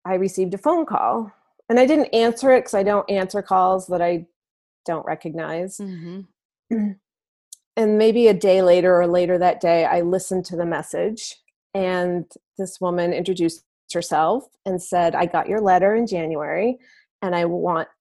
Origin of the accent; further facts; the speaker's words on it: Maine, United States; I'm from Maine